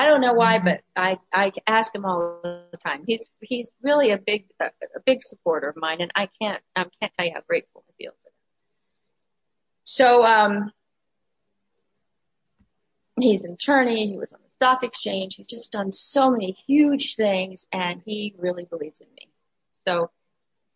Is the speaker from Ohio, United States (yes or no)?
yes; Ohio, United States; moved away; also born or lived in Los Angeles; I was raised in Ohio and it was too cold